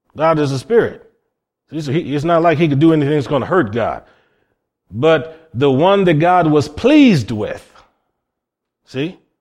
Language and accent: English; Cleveland, Ohio, United States; I come from Cleveland, Ohio